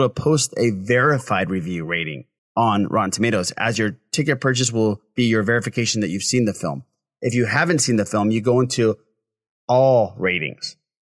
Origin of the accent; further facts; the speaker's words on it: California, United States; I'm Californian